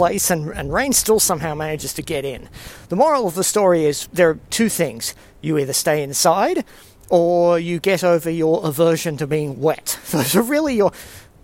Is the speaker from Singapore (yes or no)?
yes; Singapore; now in Sydney, Australia; I grew up in Singapore. I'm used to tropical storms